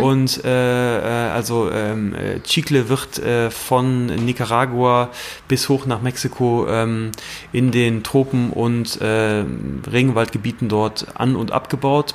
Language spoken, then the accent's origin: German; Germany; ich komme aus der Eifel, ähm, äh, wunderschöne Gegend, äh, sehr stark bewaldete Gegend